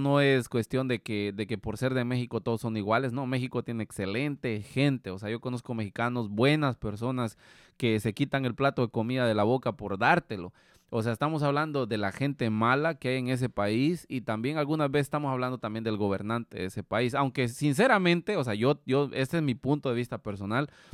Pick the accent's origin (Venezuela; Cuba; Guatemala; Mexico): Guatemala; moved away; nosotros como guatemaltecos